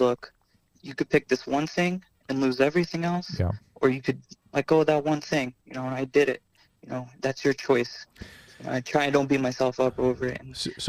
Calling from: Connecticut, United States; Happy holidays. I'm from Connecticut.

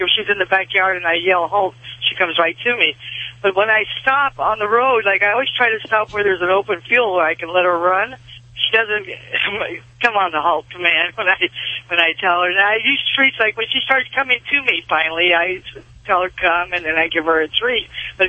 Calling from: Oklahoma, United States; Well, right now I'm in Oklahoma.

